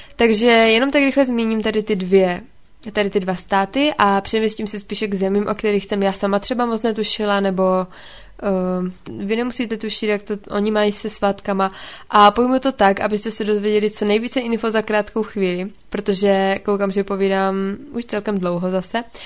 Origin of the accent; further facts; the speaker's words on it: Ostrava, Moravian-Silesian Region, Czechia; u nás v Ostravě